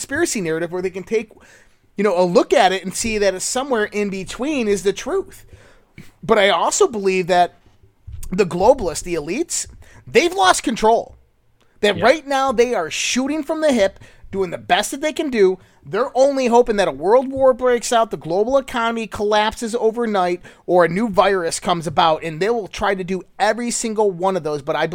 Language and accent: English; Western New York, United States; I'm from Western New York.